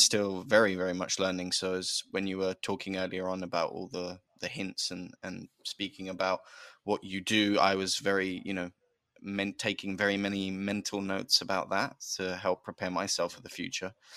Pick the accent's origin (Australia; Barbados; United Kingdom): United Kingdom; accent: British; being a Brit